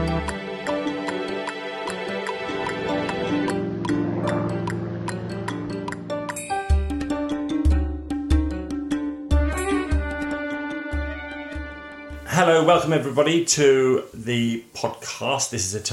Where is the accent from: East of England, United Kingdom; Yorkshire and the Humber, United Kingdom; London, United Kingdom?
East of England, United Kingdom; Ipswich; I grew up in Ipswich